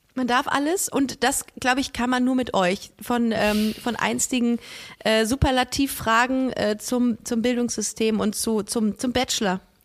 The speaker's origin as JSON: {"language": "German", "town": "Düsseldorf", "region": "North Rhine-Westphalia", "country": "Germany", "said": "Bei uns in Düsseldorf"}